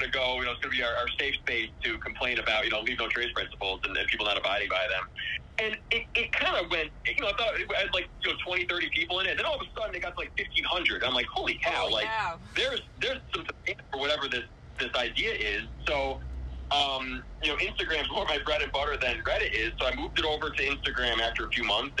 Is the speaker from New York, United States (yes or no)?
yes; Glens Falls, New York, United States; I got born and raised in Glens Falls, right in the foothills of the Adirondacks